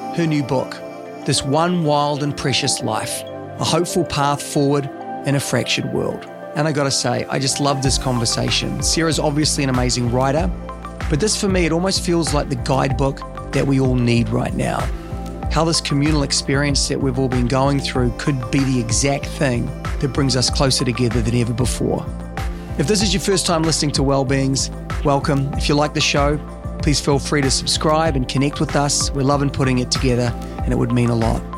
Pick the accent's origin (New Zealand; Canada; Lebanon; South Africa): New Zealand; as a Kiwi